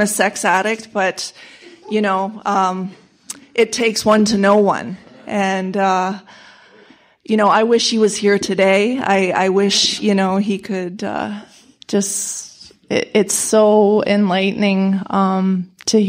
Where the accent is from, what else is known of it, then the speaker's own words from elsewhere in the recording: London, Ontario, Canada; I'm from London, Ontario, Canada